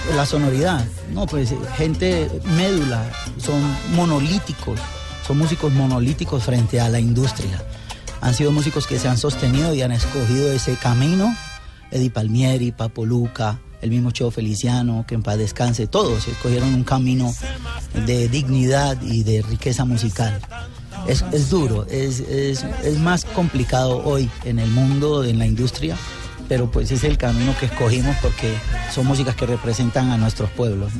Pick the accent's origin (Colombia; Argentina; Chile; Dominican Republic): Colombia; Buenaventura, Valle del Cauca; yo me puse el Buenaventura por mi pueblo